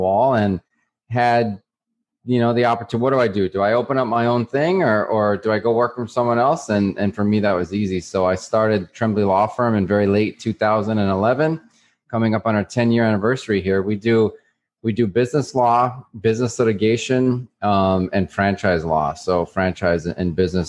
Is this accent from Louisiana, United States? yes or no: no; New Mexico, United States; moved away as an adult; now in Miami, United States; I grew up in New Mexico